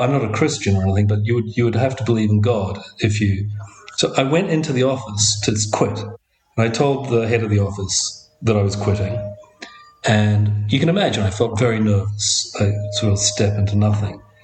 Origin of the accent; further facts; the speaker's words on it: Auckland, New Zealand; I grew up in Auckland in a neighborhood. Well, if I say Howick, which is what we used to call it